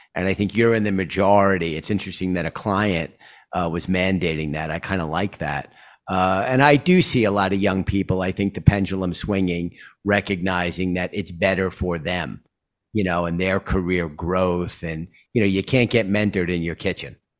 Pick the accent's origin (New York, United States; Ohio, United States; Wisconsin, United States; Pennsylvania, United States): New York, United States; New York City; as a New Yorker